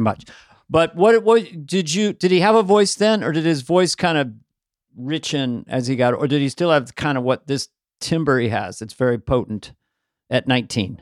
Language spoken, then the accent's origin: English; Ireland; I'm Irish, so I got all these colloquial expressions